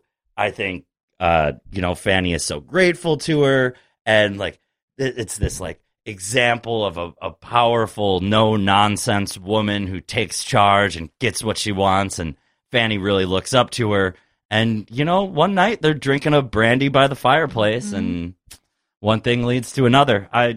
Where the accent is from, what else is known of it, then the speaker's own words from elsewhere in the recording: New York City, New York, United States; I'm from New York City.